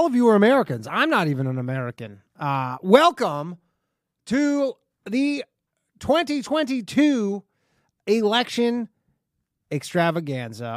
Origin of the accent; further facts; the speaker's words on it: Canada; moved away; I grew up in Canada